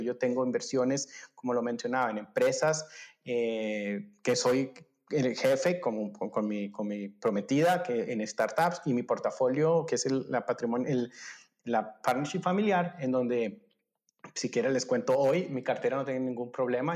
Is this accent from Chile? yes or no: no; Colombia; moved away as an adult; also born or lived in Germany; yo soy colombiano